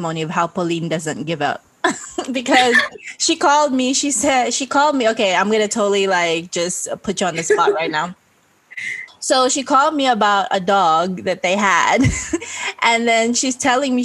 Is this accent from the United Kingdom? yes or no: no; Bacolod, Negros Occidental, Philippines; moved away as an adult; we grew up in Bacolod, it's like pretty much Catholic